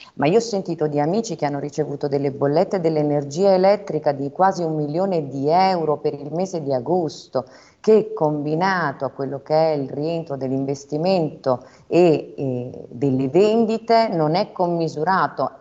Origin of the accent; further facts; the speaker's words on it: Southern Italy, Italy; moved away as an adult; la realizzazione che spesso nel sud si vede nella famiglia, io l'ho trovata nel mio lavoro, nel dimostrare che comunque era possibile tornare a casa e lavorare